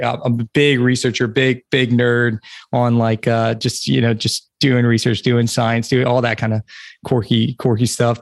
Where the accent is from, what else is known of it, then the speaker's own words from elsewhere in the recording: South Carolina, United States; now in Fort Bragg, United States; I'm from South Carolina